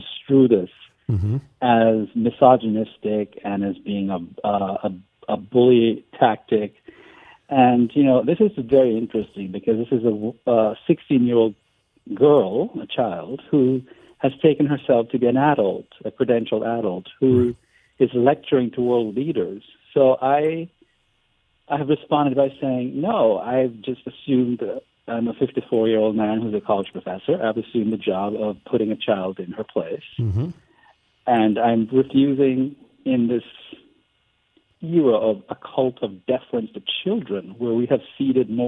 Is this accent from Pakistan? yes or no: no; Jamaica; now in United States; I'm from Jamaica